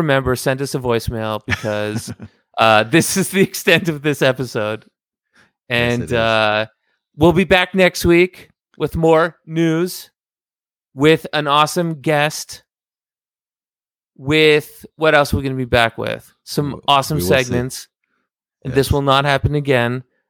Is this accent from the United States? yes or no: no; Canada; I'm a little bit sorry because I'm Canadian.